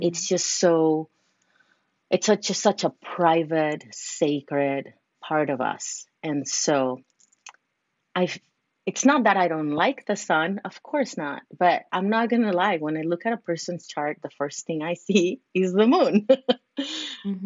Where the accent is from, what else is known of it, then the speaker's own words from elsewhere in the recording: Mexico City, Mexico; moved away as an adult; now in California, United States; I'm originally from Mexico City, but have been living in California for many years, like 16 years.